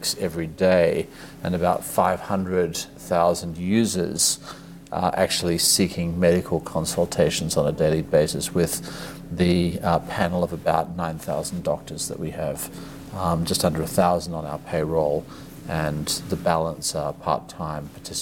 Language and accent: English; Australia; moved away as an adult; also born or lived in Asia; I grew up in Australia, but spent most of my career in Asia.